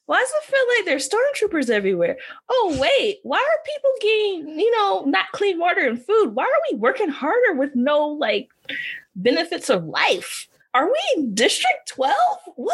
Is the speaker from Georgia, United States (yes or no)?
yes; Georgia, United States; Georgia. That's my home state, you know, Peach State, holding it down.